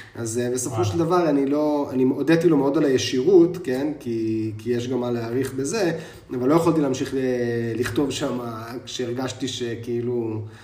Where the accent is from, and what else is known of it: Jerusalem, Jerusalem District, Israel; born or raised there